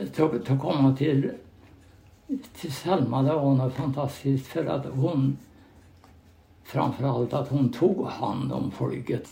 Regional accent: Knön, near Mårbacka, Värmland, Sweden; där eh, växte jag upp och gick i skola i Östhamby skola

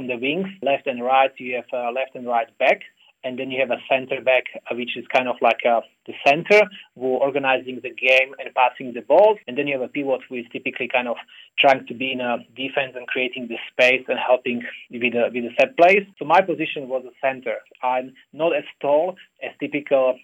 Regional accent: Slovakia; now in Australia; I'm originally from Slovakia

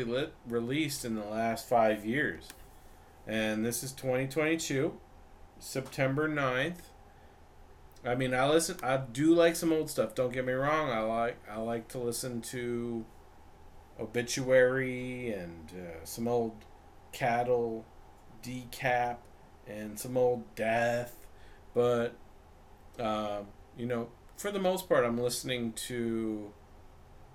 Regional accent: Vancouver, British Columbia, Canada; moved away as an adult; now in Los Angeles, United States; I'm from Vancouver, Canada. Originally, I lived in, and now I'm in Los Angeles

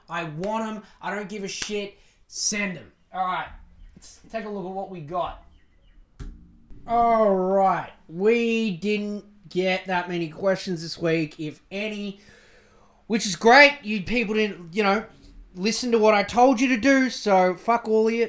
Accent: Australia; I'm Australian

